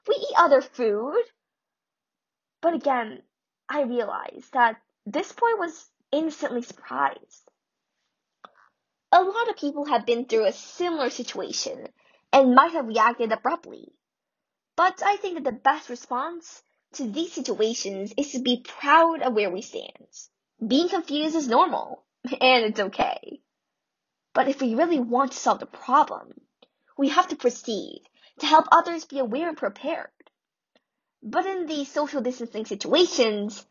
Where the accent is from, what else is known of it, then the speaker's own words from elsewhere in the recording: United States; I'm Korean American